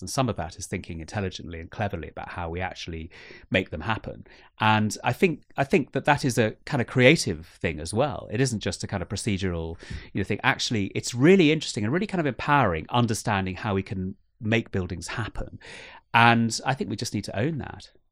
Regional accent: United Kingdom; I've never been more ashamed to be British

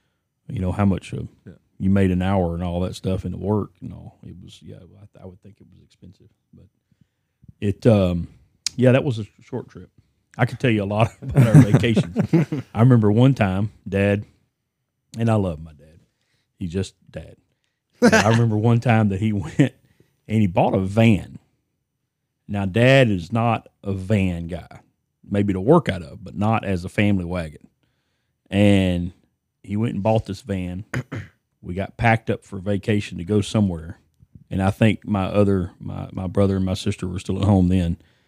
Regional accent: Texas, United States; I was born and raised in East Texas for the most part of my life. I've lived in a lot of various different places, but for the most part, been right here in East Texas around Lufkin, Nacogdoches.

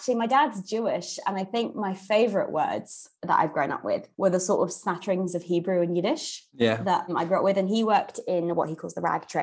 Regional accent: London, United Kingdom; also born or lived in Indiana / Canterbury; I grew up in Northwest London, which is specifically Kilburn

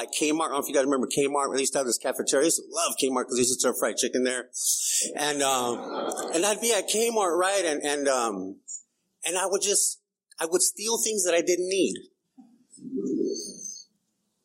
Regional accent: Calipatria, California, United States; also born or lived in Brawley, California; now in San Diego, United States; we moved from Brawley to Calipat. I was like 6 years old

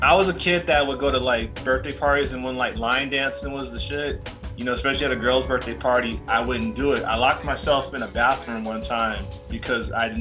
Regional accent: San Francisco, California, United States; So, I'm born and raised in San Francisco, California, and I went to school primarily in the Mission District

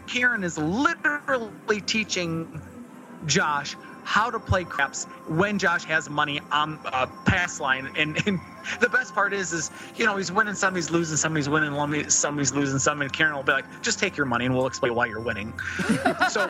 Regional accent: Southwest Michigan, United States; 269 is the area code of the area of which I grew up in in Southwest Michigan

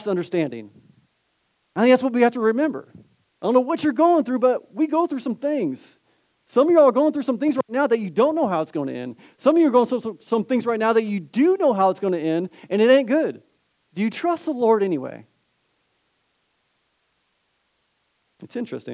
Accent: Southern California, United States; Born and raised in Southern California in the 80s.

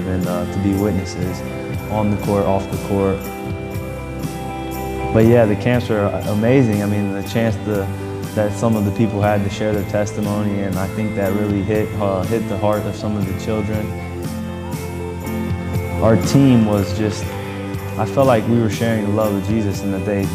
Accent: Troy, Ohio, United States; moved away as an adult; now in Hillsboro, United States; I'm from Troy, Ohio

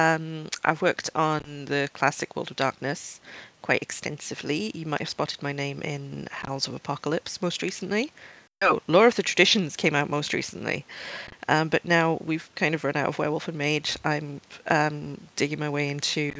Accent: Wales, United Kingdom; I'm a British, specifically Welsh.

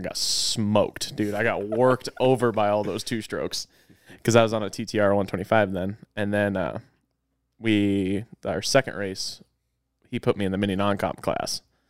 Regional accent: Sturgis, South Dakota, United States; also born or lived in Deadwood, South Dakota; born in Deadwood, raised in Sturgis, pretty much grew up my whole life in Sturgis

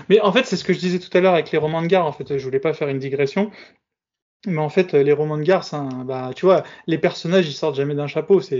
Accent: Tangier, Tanger-Tetouan-Al Hoceima, Morocco; livre et ça m'a fait rigoler parce que c'était là où j'ai grandi.

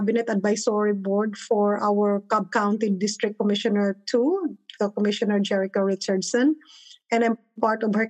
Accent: Philippines; moved away as an adult; now in Atlanta, United States; I'm originally from the Philippines, and I'm here in Atlanta now for almost like 15 years

